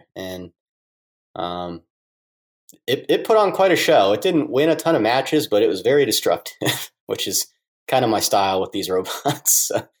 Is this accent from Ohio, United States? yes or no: yes; Columbus, Ohio, United States; I basically lived here my whole life. I grew up here in Columbus and basically went to school here in Columbus my whole entire life, went to Ohio State.